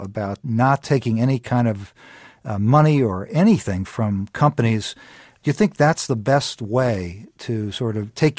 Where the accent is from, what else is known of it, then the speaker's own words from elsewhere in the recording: Cleveland, Ohio, United States; I'm from Cleveland also